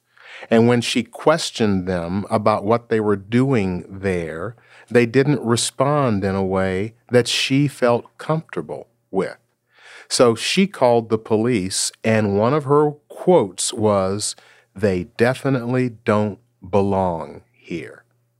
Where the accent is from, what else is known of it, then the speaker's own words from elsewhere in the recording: Seattle, Washington, United States; I'm from Seattle, Washington. That's the home of Starbucks.